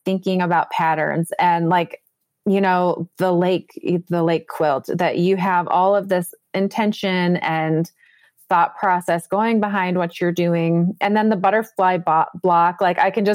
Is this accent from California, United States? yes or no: no; Minnesota, United States; I'm a Minnesota girl, the land of 10,000 lakes.